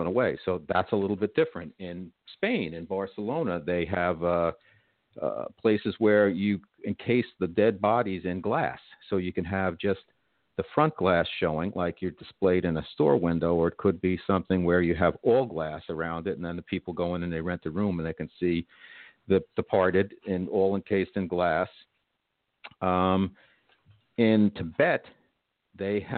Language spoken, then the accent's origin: English; New Jersey, United States; I'm from New Jersey, and I wasn't raised on pork roll